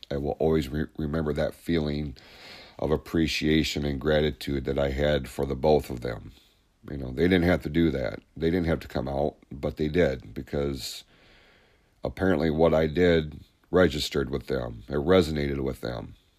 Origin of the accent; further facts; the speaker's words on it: Hadley, United States; we grew up in Hadley